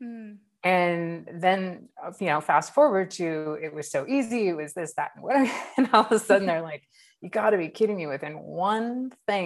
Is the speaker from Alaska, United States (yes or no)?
yes; Southeast Alaska, United States; now in California, United States; I grew up in Southeast Alaska in a rainforest